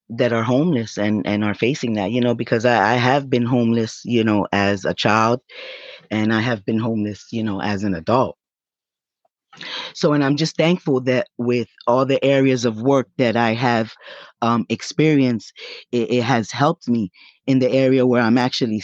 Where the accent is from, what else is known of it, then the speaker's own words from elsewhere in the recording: New York, United States; also born or lived in Puerto Rico; I grew up in violin, but I come from New York. I don't know. I mean, most people that know me know that I am from New York, but I grew up in violin. I'm what they call one of those New Yorkans.